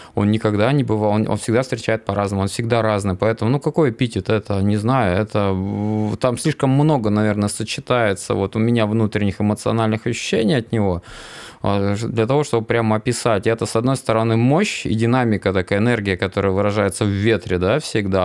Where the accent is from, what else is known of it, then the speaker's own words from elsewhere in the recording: Inta, Komi Republic, Russia; Я же как уроженец Инты, вот, у меня пятиэтажный дом.